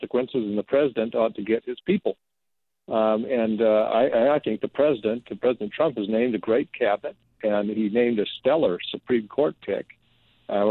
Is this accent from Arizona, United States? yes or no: yes; rural Arizona, United States; raised in Arizona without, particularly in rural Arizona